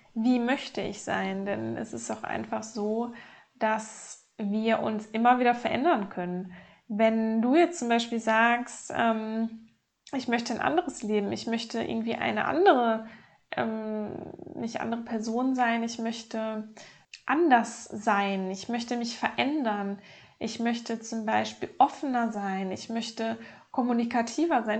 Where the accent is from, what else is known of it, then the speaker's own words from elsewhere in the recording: North Rhine-Westphalia, Germany; aufgewachsen in Nordrhein-Westfalen mit meiner Mutter zusammen.